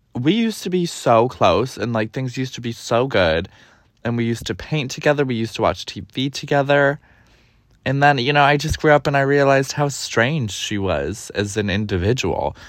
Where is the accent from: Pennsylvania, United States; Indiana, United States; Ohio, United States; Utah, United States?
Ohio, United States; Cleveland; now in New York, United States; I grew up in Cleveland, Ohio, the east suburbs of Cleveland